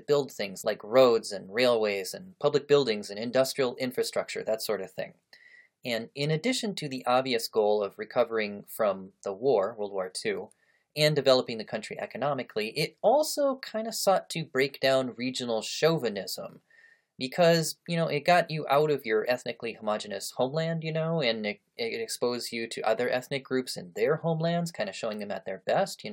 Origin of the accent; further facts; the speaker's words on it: United States; I, as an American